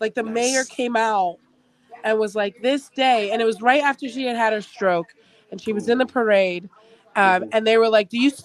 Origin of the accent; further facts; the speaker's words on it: England, United Kingdom; accent: English; now in United States; I actually grew up in England.